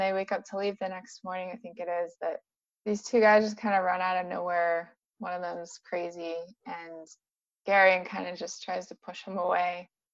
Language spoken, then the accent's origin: English; San Diego, California, United States; I grew up in San Diego, so I'm not used to harsh cold